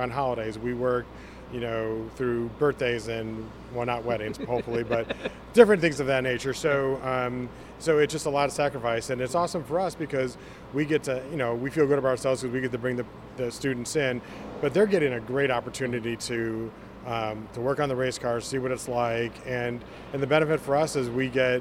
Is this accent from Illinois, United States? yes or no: yes; Chicago, Illinois, United States; moved away; I'm actually from Chicago